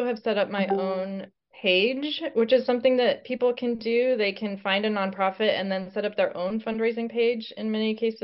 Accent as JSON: {"language": "English", "town": "Albuquerque", "region": "New Mexico", "country": "United States", "also_born_or_lived": "Portland, Oregon / Ellensburg, Washington / Canada", "moved": "as an adult", "lives_now": "Washington, United States", "said": "I'm from Albuquerque, New Mexico"}